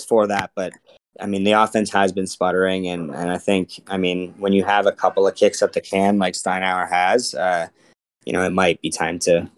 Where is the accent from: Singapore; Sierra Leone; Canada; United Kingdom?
Canada; Saskatoon, Saskatchewan; Yeah, I'm from Saskatoon, eh?